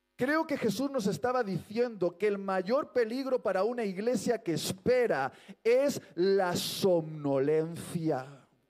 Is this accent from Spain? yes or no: yes; Basque Country, Spain; soy vasco